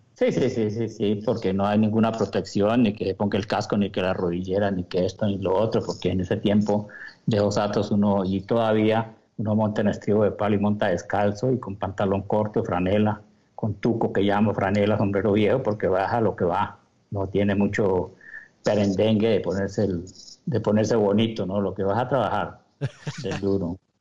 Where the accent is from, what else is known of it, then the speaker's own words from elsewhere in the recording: Hato Camarita, Llanos Orientales, Colombia; tenía el ato camarita donde me crié de llanero